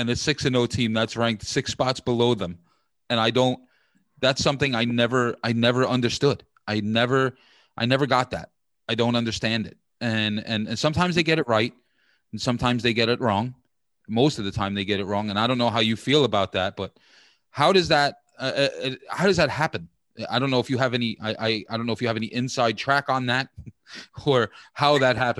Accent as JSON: {"language": "English", "region": "New York", "country": "United States", "said": "I'm from out of town. I'm from New York."}